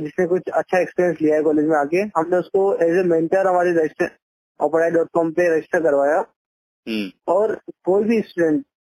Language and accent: Hindi; India; हम इंडियन लोग